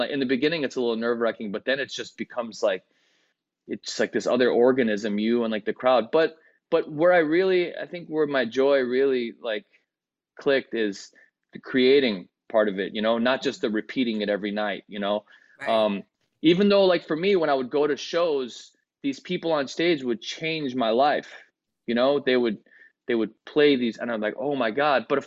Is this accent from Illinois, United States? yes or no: yes; Chicago, Illinois, United States; first language Greek; English is a second language; I live in Chicago